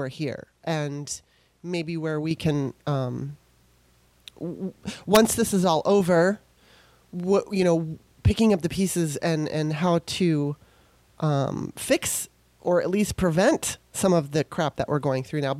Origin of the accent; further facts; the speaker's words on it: California, United States; moved away as an adult; also born or lived in Maryland; My mom and dad split up when I was 3. We're originally from Maryland. And so she moved me, you know, my mom moved us out to California